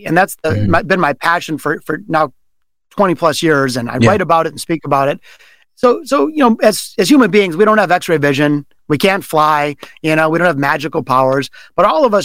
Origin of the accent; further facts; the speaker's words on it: Detroit, Michigan, United States; it was here in Detroit in my hometown